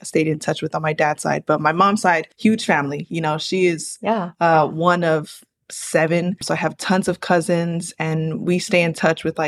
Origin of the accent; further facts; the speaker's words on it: San Bernardino, California, United States; also born or lived in Santa Ana, California; I was born there in Santa Ana and then raised in my hometown here in the city of San Bernardino, which is also where I'm calling in from